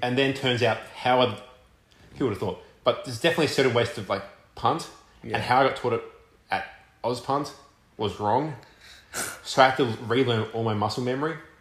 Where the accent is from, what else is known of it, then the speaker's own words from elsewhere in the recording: Melbourne, Victoria, Australia; accent: Australian; moved away as an adult; now in Richmond, United States; coming to Richmond, and yeah, I'm from Melbourne, so Melbourne's a huge city